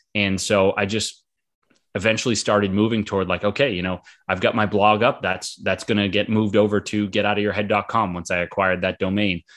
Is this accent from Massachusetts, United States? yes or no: yes; Boston, Massachusetts, United States; also born or lived in Florida; I'm from Boston, Massachusetts. Been here most of my life